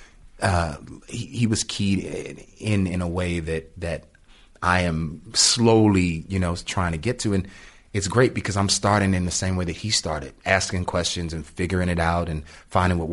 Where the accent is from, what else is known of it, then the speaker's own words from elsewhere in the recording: Washington, District of Columbia, United States; I grew up in Washington, D.C., in Southeast Washington, D.C.